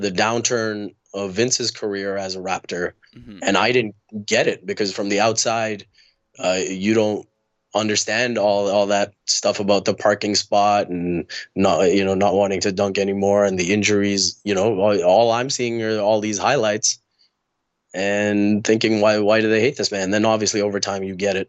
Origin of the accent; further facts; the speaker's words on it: Dubai, United Arab Emirates; also born or lived in India; now in Canada; I was born in India. I grew up in Dubai.